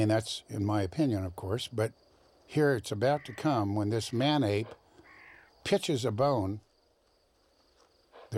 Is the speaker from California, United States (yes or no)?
yes; Van Nuys, California, United States; I'm from the left coast. I was born in Van Nuys, California